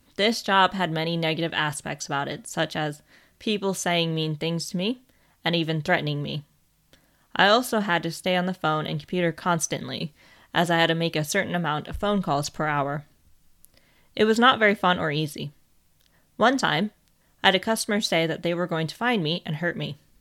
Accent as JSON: {"language": "English", "country": "United States", "tie": "born or raised there", "moved": "as an adult", "lives_now": "England, United Kingdom", "said": "I was born in America and lived there for over twenty-four years"}